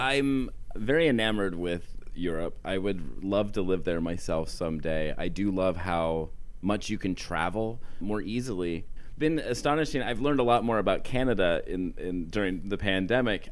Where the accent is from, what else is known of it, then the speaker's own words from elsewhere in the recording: Western Pennsylvania, United States; I'm from Western Pennsylvania. Uh, my town was uh, established before